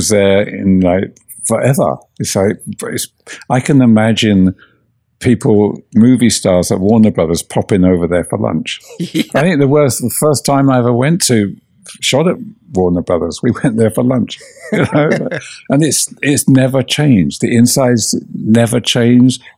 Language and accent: English; England, United Kingdom; moved away; I grew up in England